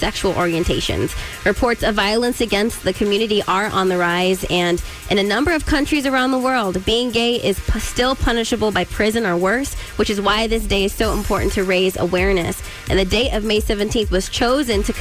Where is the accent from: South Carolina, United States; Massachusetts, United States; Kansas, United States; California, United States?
California, United States; Stockton; I'm from Stockton, California.